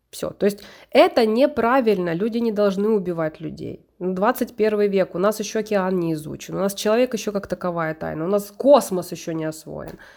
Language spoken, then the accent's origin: Russian; Poltava, Poltava Oblast, Ukraine; Но я родилась в Полтаве. На данном этапе это Украина. Я украинка.